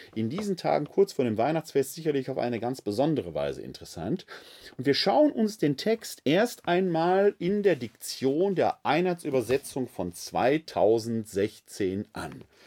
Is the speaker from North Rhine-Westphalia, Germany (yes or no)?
yes; Essen, North Rhine-Westphalia, Germany; als Kind des Ruhrgebietes, insbesondere meiner Heimatstadt Essen